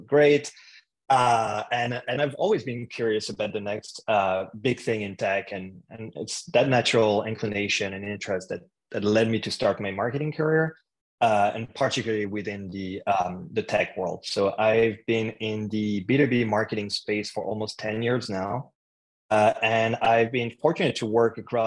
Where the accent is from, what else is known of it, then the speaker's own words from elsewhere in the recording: France; English is a second language; moved away as an adult; now in Canada; if you hear an accent, it's because I'm originally from France. I moved to Canada to study at McGill University